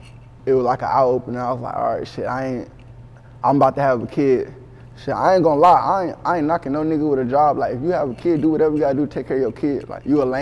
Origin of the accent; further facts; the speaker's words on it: Texas, United States; also born or lived in Cleveland, Ohio / Houston, Texas; I'm from Cleveland, Ohio, but I would say I was raised in Texas. For real, like San Antonio area